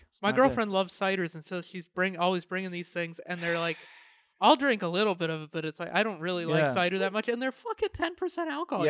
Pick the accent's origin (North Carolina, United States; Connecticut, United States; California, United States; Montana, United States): Montana, United States; because we're from Montana.